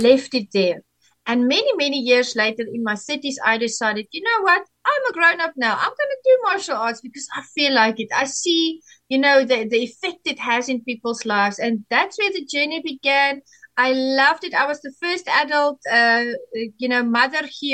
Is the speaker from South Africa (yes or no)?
yes; South Africa; I am from South Africa